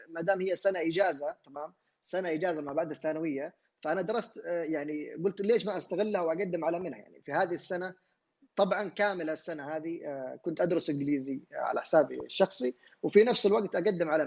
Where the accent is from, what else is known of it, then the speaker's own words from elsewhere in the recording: Yemen; moved away as an adult; طبعا خرجت من اليمن آه، خلال دراستي في كندا